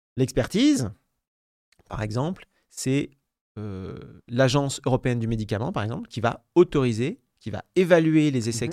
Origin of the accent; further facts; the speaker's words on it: France; chez nous en France